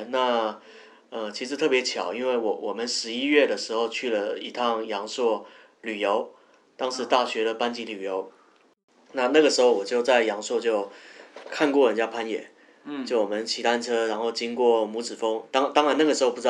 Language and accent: Chinese; Taiwan; moved away as an adult; also born or lived in Guangzhou; 我是台湾人，